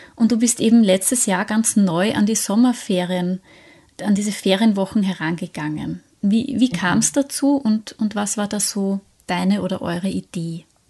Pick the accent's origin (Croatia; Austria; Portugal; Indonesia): Austria; bei uns in Österreich